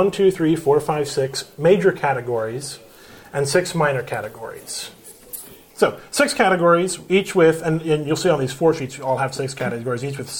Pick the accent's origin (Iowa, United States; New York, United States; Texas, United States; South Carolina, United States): Texas, United States; Grapevine; I came from Grapevine, which is, you know, maybe 40,000 people.